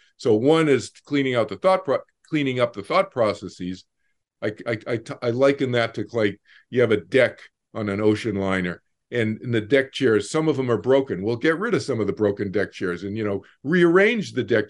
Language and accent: English; Boston, Massachusetts, United States; moved away; growing up in Boston